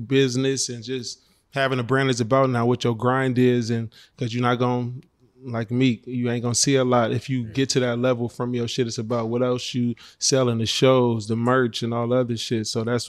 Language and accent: English; Oakland, California, United States; Yeah, I'm from the town. I'm from Oakland.